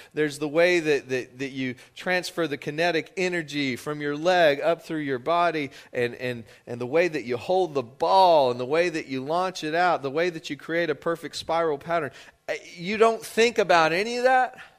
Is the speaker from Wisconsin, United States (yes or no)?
no; West Texas, United States; moved away as an adult; now in Louisiana, United States; I grew up in West Texas, and I was not familiar with the concept of, of Lent, I don't think until I moved to Louisiana when I was twenty years old